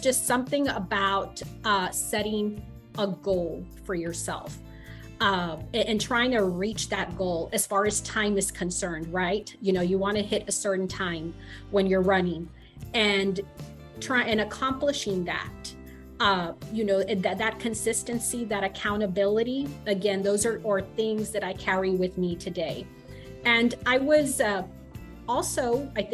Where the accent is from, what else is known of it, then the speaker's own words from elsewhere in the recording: Mission, Texas, United States; also born or lived in McAllen, Texas; I was born in McAllen, raised in Mission, come from a large family